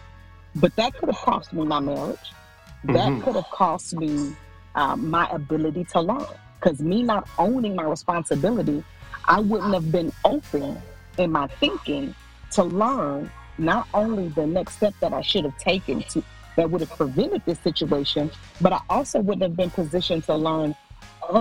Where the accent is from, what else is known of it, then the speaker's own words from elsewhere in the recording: Mississippi, United States; I was born and raised always in Mississippi